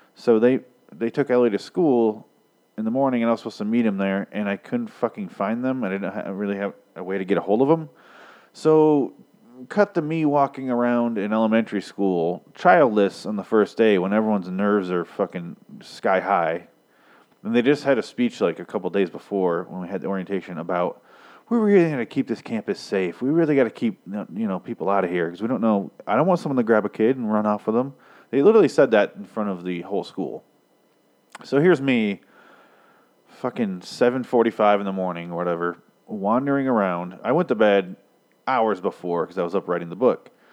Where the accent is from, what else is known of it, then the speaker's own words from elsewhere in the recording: Michigan, United States; I'm from Michigan